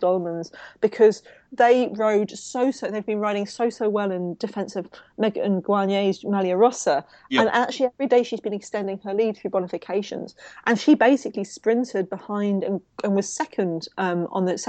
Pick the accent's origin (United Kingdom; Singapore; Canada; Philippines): United Kingdom; London; my Southeast London thing